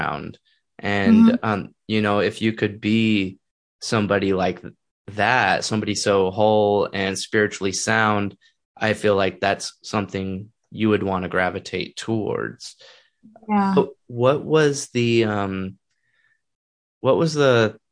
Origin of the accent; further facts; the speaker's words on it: Texas, United States; growing up in America and also growing up in Texas